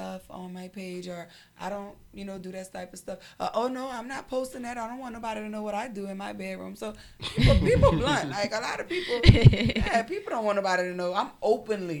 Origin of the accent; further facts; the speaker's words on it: New Orleans, Louisiana, United States; I'm from New Orleans